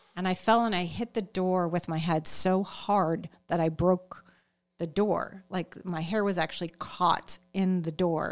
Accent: Chicago, Illinois, United States; I'm from Chicago, so it was in the burbs of Chicago

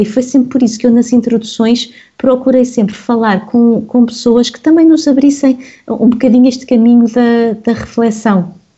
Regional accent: Lisbon, Portugal; cresci aqui em Lisboa

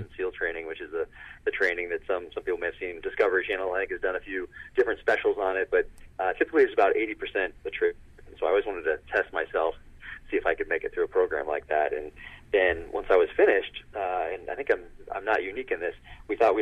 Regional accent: Northern California, United States; now in Park City, United States; grew up in Northern California

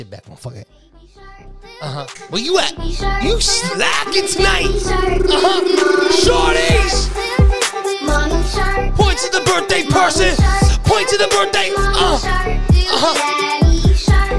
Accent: New York City, New York, United States; I'm from the Bronx. My kids go to school in the Bronx.

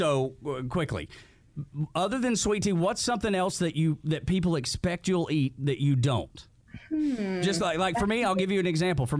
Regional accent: Dalton, Georgia, United States; I'm born and raised in Georgia, in the Northwest Georgia Mountains up in Dalton.

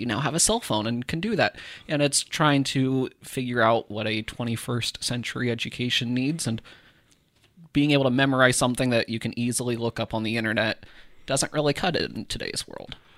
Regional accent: Iowa, United States; growing up in Iowa, there were, I had classmates who lived in Humboldt

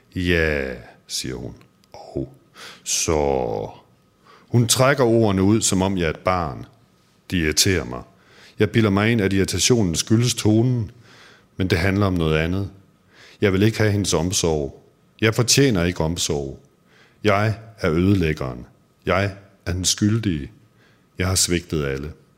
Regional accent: Aarhus, Central Denmark Region, Denmark; moved away as an adult; jeg har jo boet de første tyve år af mit liv i Aarhus

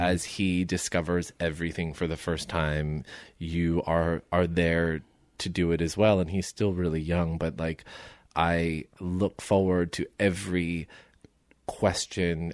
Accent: Somerset, New Jersey, United States; moved away as an adult; now in Los Angeles, United States; I'm from Somerset, New Jersey

